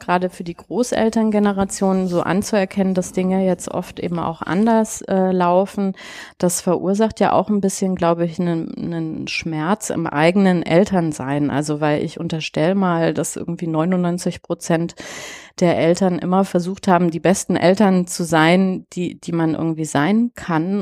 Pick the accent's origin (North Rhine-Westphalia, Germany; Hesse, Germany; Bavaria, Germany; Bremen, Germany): Bavaria, Germany; ich bin ja auch in Bayern groß geworden und komme aus einer italienischen Familie